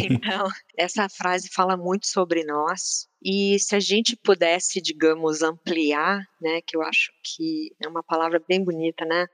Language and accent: Portuguese; Porto Alegre, Rio Grande do Sul, Brazil; moved away; eu que sou gaúcha, né, vindo de Porto Alegre